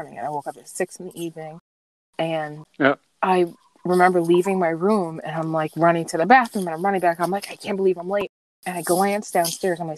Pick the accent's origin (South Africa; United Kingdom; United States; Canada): United States; New York City, New York; moved away as an adult; now in Westchester, United States; I actually grew up on Staten Island, New York